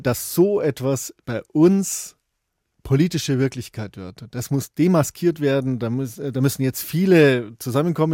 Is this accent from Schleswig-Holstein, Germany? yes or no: no; Bavaria, Germany; bei uns in Bayern